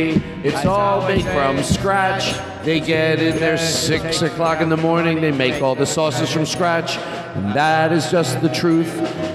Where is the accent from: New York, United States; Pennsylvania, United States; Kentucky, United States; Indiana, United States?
Pennsylvania, United States; Philadelphia; Okay, so I come from Philadelphia...